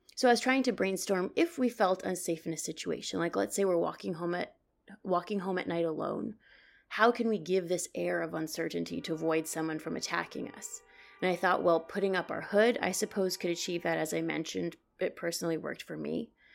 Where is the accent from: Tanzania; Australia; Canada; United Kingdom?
Canada; now in New York City, United States; I'm originally from Canada, but I work and live in New York City